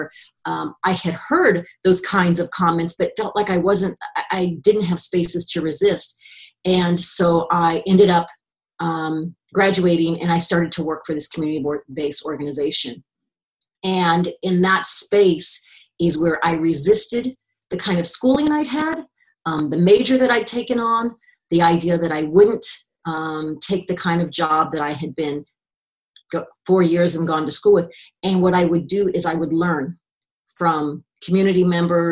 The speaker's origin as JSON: {"language": "English", "town": "Kansas City", "region": "Missouri", "country": "United States", "tie": "born or raised there", "said": "I grew up in Kansas City."}